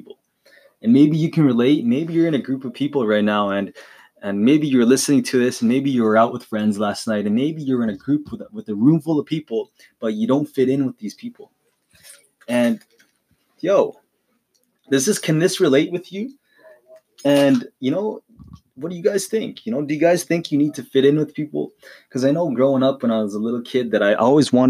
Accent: Calgary, Alberta, Canada; moving from the city that I was born in, right? If you don't know where I'm from Calgary, Alberta, Canada.

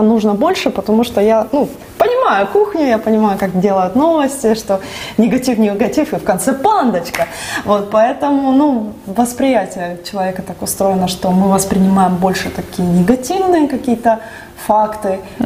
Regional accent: Donetsk, Donetsk Oblast, Ukraine; Я родилась в Донецке

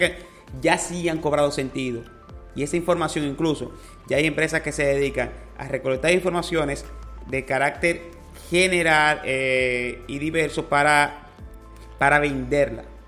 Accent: Dominican Republic; Para nosotros es un orgullo como dominicano

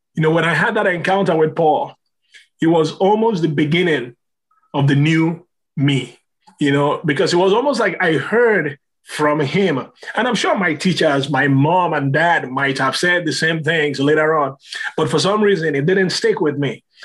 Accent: Nigeria; moved away

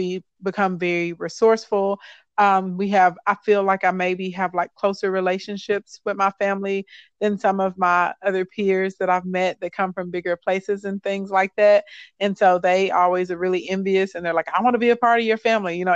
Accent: Arkansas, United States; growing up in Arkansas was interesting. It's fun. It's beautiful here.

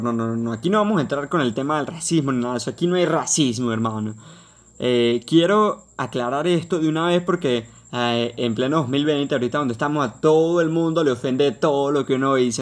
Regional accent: Venezuela; en mi país, en Venezuela

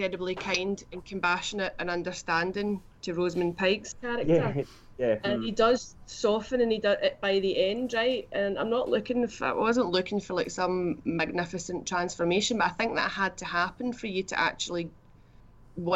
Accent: Glasgow, Scotland, United Kingdom; I was born in 1984 in Glasgow

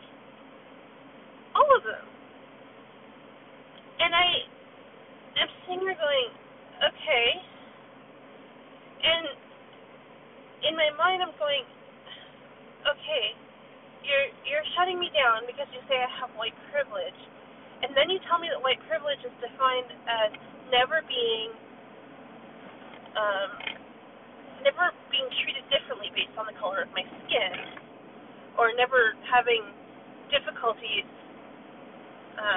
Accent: New Brunswick, Canada; New Brunswick, where I grew up

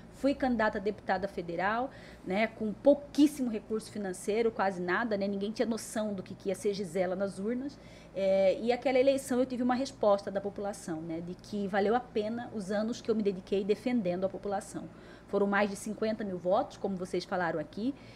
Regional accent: Cuiabá, Mato Grosso, Brazil; E nasci aqui em Cuiabá, né? E sou aquela menina que eu posso dizer que nasci e cresci ouvindo meu pai

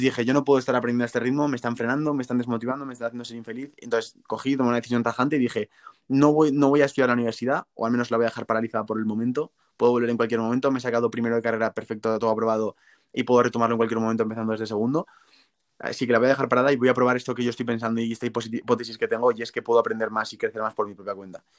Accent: Zaragoza, Aragon, Spain; yo soy de Zaragoza

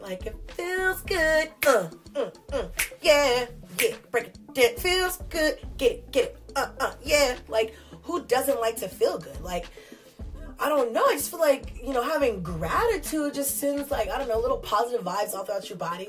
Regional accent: Newark, California, United States; I'm from California

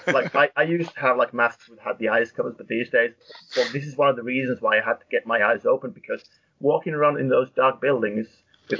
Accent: Finland; moved away as an adult; now in United Kingdom; growing up in Finland watching wrestling

